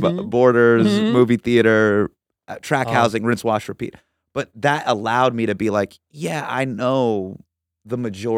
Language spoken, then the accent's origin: English; Dallas, Texas, United States; No, I'm from Dallas.